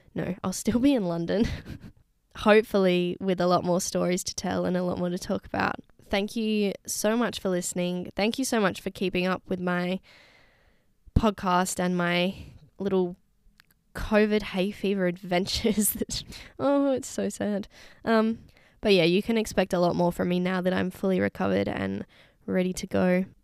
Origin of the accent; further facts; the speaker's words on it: Secret Harbour, Western Australia, Australia; moved away as an adult; my hometown beach. Not at, you wouldn't catch me at Secret Harbour Beach